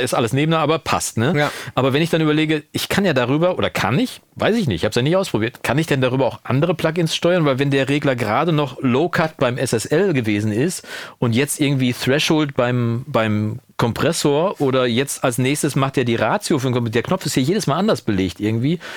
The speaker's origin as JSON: {"language": "German", "country": "Germany", "tie": "born or raised there", "said": "in Kursfeld, wo ich aufgewachsen bin"}